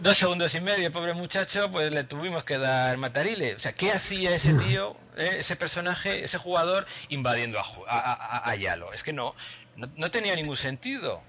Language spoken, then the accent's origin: Spanish; Spain; hablo español, pues soy español desde nacimiento